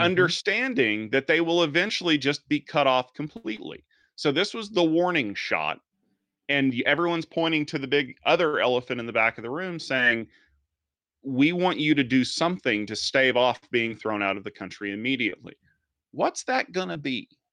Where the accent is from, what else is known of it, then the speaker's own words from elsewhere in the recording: Norman, Oklahoma, United States; my hometown here in Norman, Oklahoma.